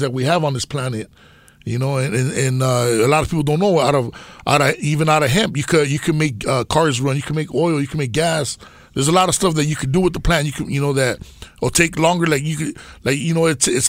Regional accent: Los Angeles, California, United States; I grew up and raised in East Los Boyle Heights

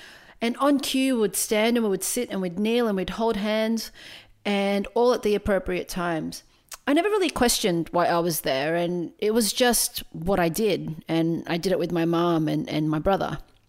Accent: Philippines; Now look, as a Filipino person, religion played a really big part in both my traditions and my identity.

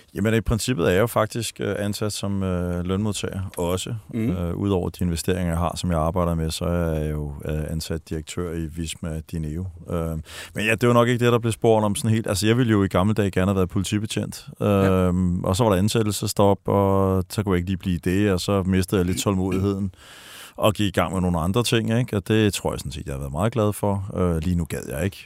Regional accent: Denmark

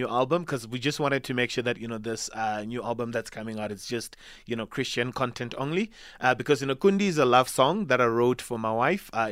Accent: Venda, Limpopo, South Africa; now in Gauteng, South Africa; I grew up in Venda. Yeah. So in Mukura village. So that's around Thendo side, you know, the villages that are close to Thendo

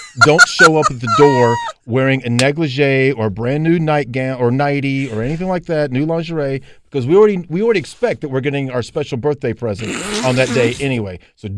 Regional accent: Gastonia, North Carolina, United States; I sort of grew up in the Gastonia County. I can sort of say that. Like, you talk about your background. I'm from Gastonia.

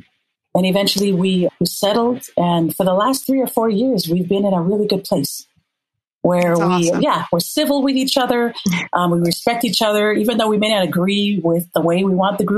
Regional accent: Minnesota, United States; moved away as an adult; also born or lived in La'ie, Hawaii; I grew up in Minnesota

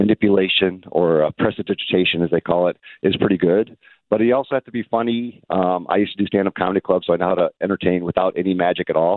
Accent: Hobart, Indiana, United States; I grew up in Hobart, Indiana. So, yeah, in the Chicago area

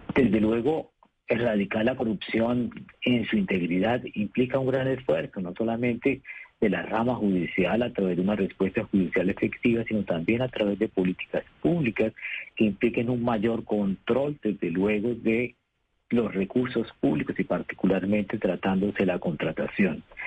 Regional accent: Bucaramanga, Santander, Colombia; moved away; also born or lived in Bogotá; el de Bucaramanga, obviamente, porque soy de la, de la ciudad de donde soy oriundo

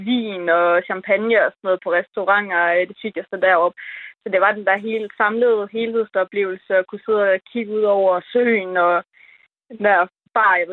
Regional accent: West Jutland, Central Denmark Region, Denmark; jeg er sådan meget vestjyde

